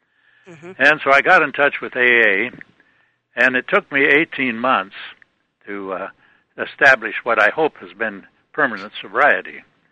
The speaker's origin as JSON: {"language": "English", "region": "northeast Nebraska", "country": "United States", "tie": "born or raised there", "also_born_or_lived": "Seattle, Washington", "moved": "yes", "lives_now": "Toledo, United States", "said": "I grew up in Nebraska, northeast Nebraska."}